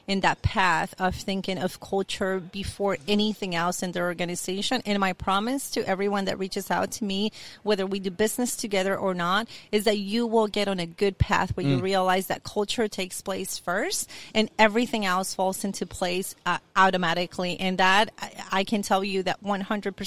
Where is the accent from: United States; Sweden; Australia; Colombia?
Colombia; English is a second language; moved away; I'm from Colombia, so English wasn't my first language.